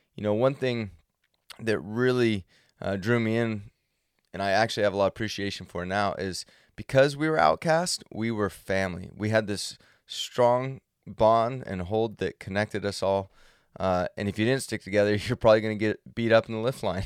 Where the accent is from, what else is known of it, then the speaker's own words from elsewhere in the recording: Central California, United States; I grew up in Central California where there was no snow industry